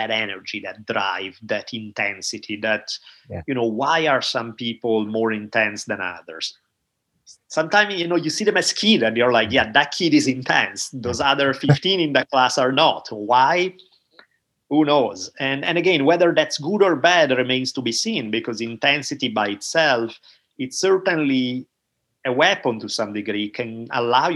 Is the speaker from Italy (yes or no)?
yes; Italy; moved away; growing up in Italy